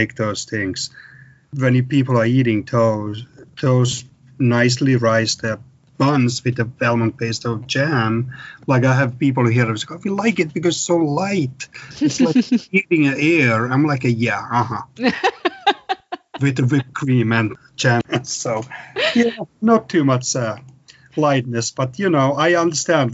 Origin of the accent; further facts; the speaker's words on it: Finland; English is a second language; now in United States; I grew up in Finland